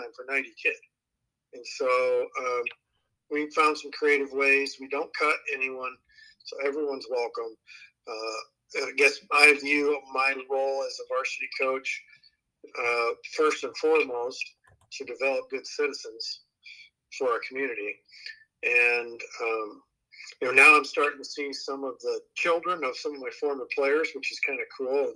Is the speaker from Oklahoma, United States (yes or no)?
no; Southwest Iowa, United States; growing up in Southwest Iowa, those kids will compete like crazy